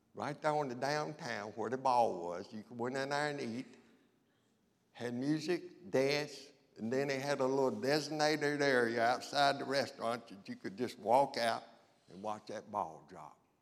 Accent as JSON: {"language": "English", "town": "Rocky Mount", "region": "North Carolina", "country": "United States", "said": "old redneck boy from Rocky Mount"}